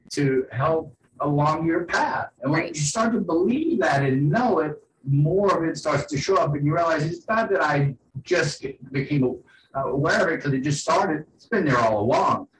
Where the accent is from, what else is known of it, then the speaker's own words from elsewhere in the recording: New Orleans, Louisiana, United States; I grew up in New Orleans, a port city during the 70s